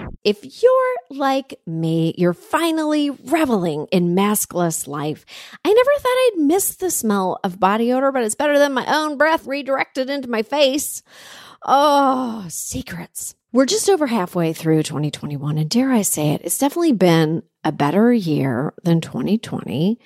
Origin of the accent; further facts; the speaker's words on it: Canada; as a Canadian